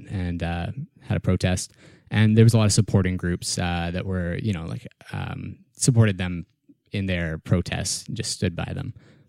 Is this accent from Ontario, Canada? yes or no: no; Kamloops, British Columbia, Canada; moved away as an adult; now in Victoria, Canada